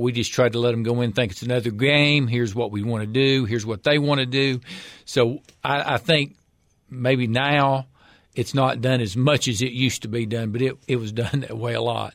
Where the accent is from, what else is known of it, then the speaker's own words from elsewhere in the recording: Hilham, Tennessee, United States; grew up in Overton County, little rural area, Hillham, Tennessee. That's where I'm from